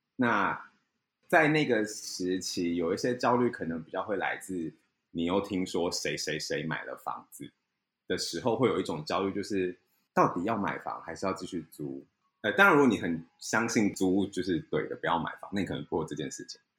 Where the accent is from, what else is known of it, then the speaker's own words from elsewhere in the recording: Kaohsiung, Taiwan; now in Taipei, Taiwan; 因为我是高雄人